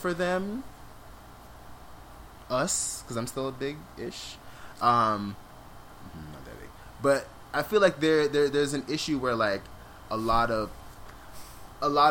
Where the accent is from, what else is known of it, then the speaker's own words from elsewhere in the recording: Jamaica; I'm Jamaican